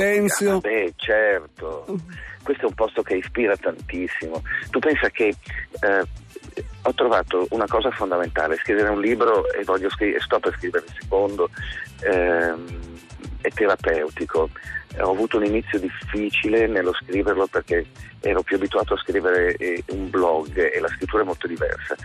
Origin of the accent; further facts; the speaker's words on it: Milan, Lombardy, Italy; moved away as an adult; now in Stromboli, Italy; con la mentalità da milanese, proprio il milanese imbruttito che ero